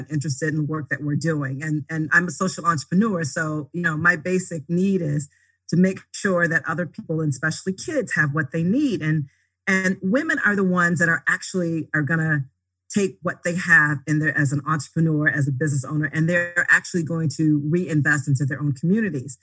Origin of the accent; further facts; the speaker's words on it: Grand Rapids, Michigan, United States; I'm actually from Grand Rapids, Michigan